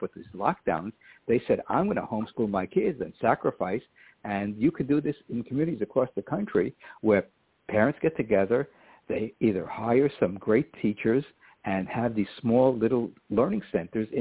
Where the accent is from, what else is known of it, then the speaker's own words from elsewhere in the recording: New York City, New York, United States; I started public school in the Bronx, when we moved from Lower Manhattan